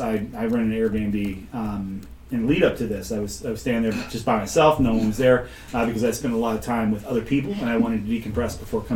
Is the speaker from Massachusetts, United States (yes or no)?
yes; Boston, Massachusetts, United States; I was like, wow, I'm sorry, buddy. I'm from Boston.